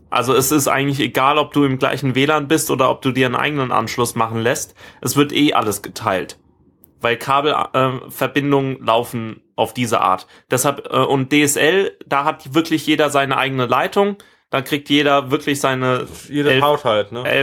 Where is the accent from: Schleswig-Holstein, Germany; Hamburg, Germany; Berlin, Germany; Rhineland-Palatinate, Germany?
Rhineland-Palatinate, Germany; dass es jetzt Freifunk Weinstraße gibt äh, in meiner Heimat und ähm, habe das auch gleich meiner Familie installiert